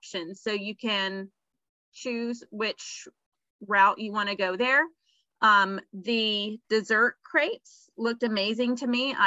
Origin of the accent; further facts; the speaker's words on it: the South, Southern United States, United States; accent: Southern; my Southern girl accent